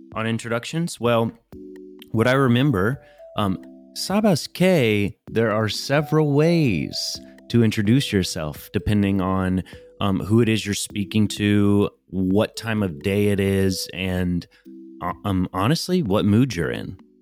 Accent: United States; as an American

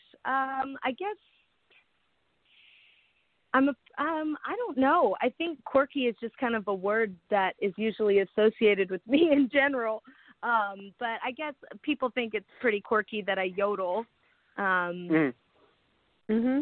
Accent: Smithville, Missouri, United States; I'm from Smithville, Missouri, which is right outside of Kansas City, Missouri. And I started singing when I was 5 at a talent show in Smithville

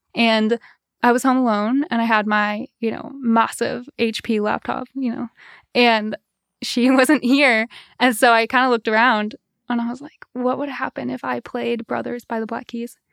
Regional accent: East Lansing, Michigan, United States; moved away as an adult; also born or lived in Paris; now in Holland, United States; Grew up in East Lansing

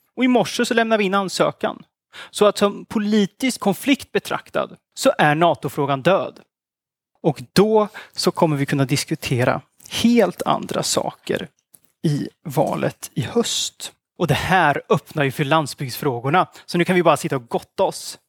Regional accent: Östergötland, Sweden; I Östergötland, där jag kommer ifrån

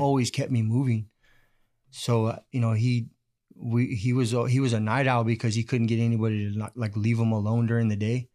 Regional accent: Bakersfield, California, United States; I was able to just stay, go to East High

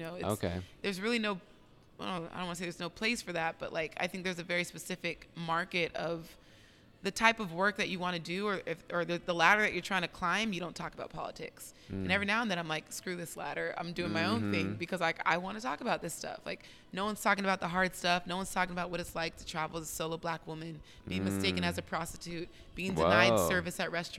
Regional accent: United States; realizing that I'm not a Black Brazilian, but that I'm an American.

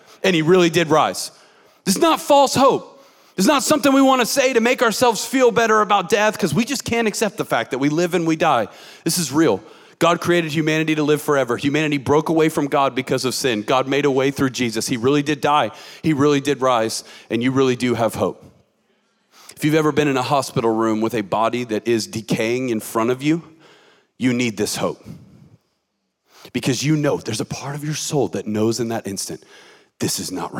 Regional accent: Atlanta, Georgia, United States; I grew up in Metro Atlanta, Georgia

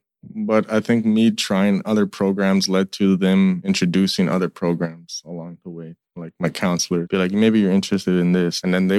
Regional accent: Sandy Lake, Ontario, Canada; moved away; I'm from Sandy Lake, Ontario.

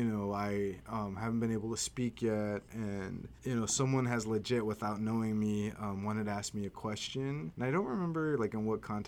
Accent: Caldwell, Idaho, United States; I'm from Idaho, born and raised in Caldwell

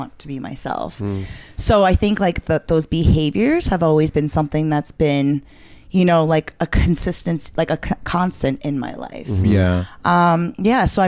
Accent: New York City, New York, United States; I'm a born and raised New Yorker from Queens

